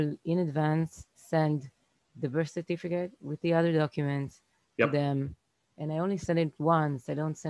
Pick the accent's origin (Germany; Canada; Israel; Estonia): Israel; English is a second language; I'm from Israel.